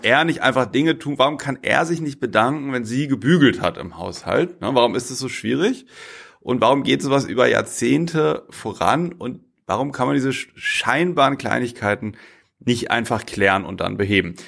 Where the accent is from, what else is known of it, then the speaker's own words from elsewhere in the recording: Bremen, Germany; moved away; ich bin in Bremen geboren, ne, ich stamme aus Bremen